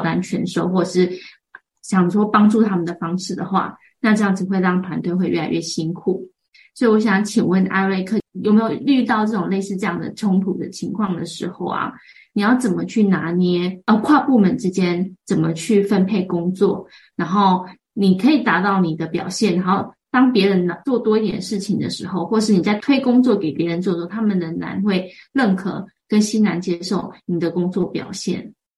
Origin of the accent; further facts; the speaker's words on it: Taiwan; 我们台湾人比较温柔